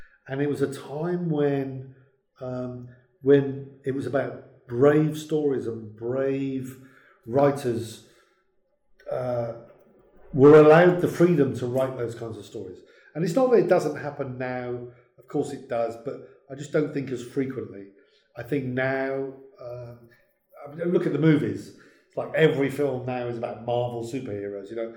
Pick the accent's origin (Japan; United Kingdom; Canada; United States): United Kingdom; Merseyside, North West England; I was born in Merseyside